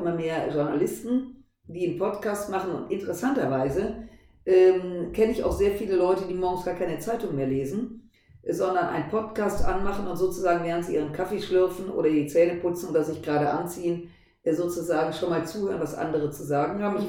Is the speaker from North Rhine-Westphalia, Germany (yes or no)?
yes; Düsseldorf, North Rhine-Westphalia, Germany; seit 20 Jahren habe ich irgendein Mandat in Düsseldorf, in meiner Heimatstadt